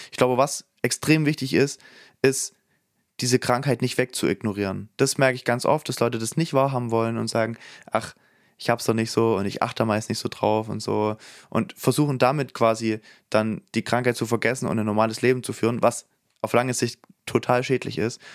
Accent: Saxony, Germany; da, wo ich herstamme in Sachsen

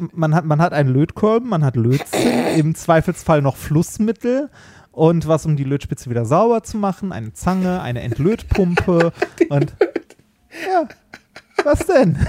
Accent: Essen, North Rhine-Westphalia, Germany; in Essen, wo ich aufgewachsen bin.

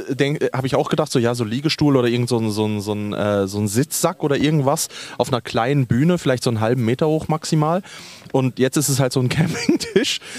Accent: Switzerland; wir in der Schweiz

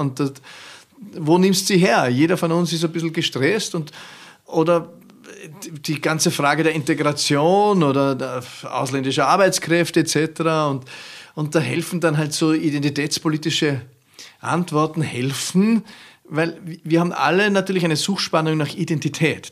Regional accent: Austria; als Ösi

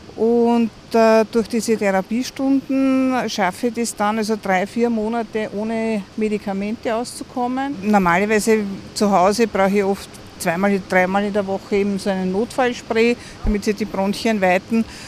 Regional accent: Vienna, Austria; Ich komme aus Wien

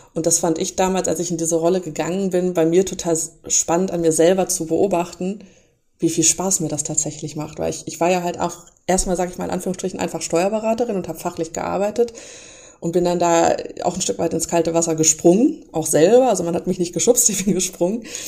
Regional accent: Lemgo, North Rhine-Westphalia, Germany; also born or lived in Bielefeld; nicht gebürtige Bielefelderin, sondern ich komme aus Lemgo

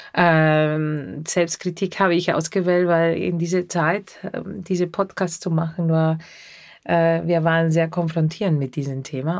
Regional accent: Argentina; German is a second language; moved away; Ich komme aus Argentinien und in Argentinien habe ich sehr viel Radio gehört

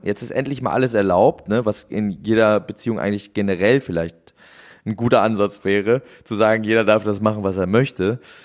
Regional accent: Husum, Schleswig-Holstein, Germany; moved away; damals bei uns in Husum

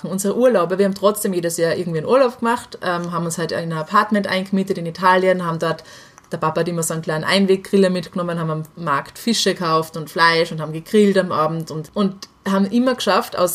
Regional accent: Salzburg, Austria; ich bin in Salzburg halt aufgewachsen

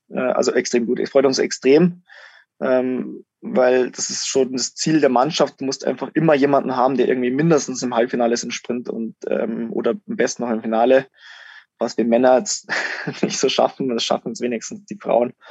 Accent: Germany; wir hatten als Deutsche schon sehr gute Rennen.

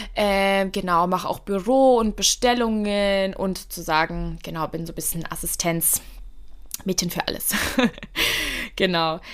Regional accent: Miltenberg, Bavaria, Germany; moved away as an adult; now in Frankfurt, Germany; ich bin äh, in Deutschland geboren, in Miltenberg, in Bayern. Es ist circa eine Stunde von Frankfurt und jetzt lebe ich in Frankfurt seit 2016.

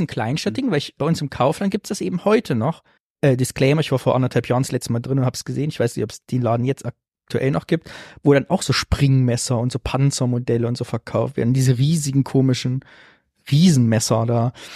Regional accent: Sondershausen, Thuringia, Germany; moved away; in Sondershausen, da wo ich herkomme

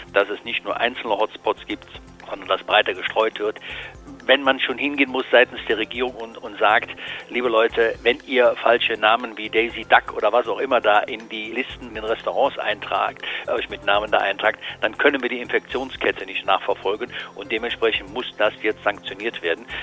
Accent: Cologne, North Rhine-Westphalia, Germany; hier in Köln, Sie wissen, wo ich herkomme

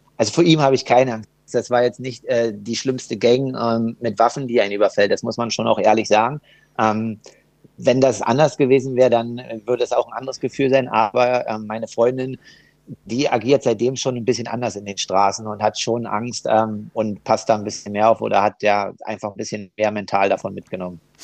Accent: Germany; als Deutscher

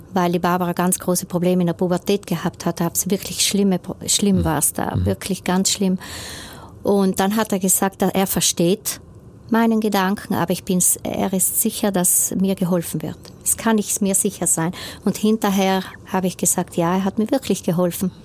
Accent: Brixen, Trentino-Alto Adige, Italy; born or raised there

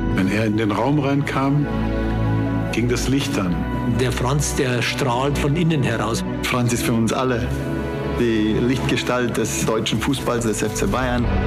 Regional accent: Brazil; Für uns in Brasilien

